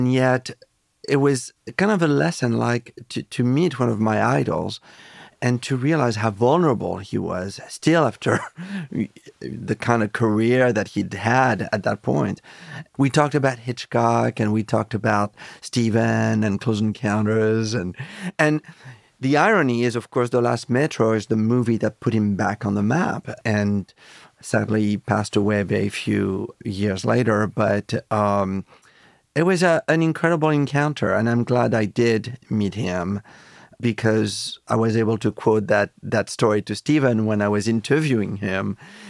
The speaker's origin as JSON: {"language": "English", "country": "France", "tie": "born or raised there", "said": "You know, it was interesting growing up in France."}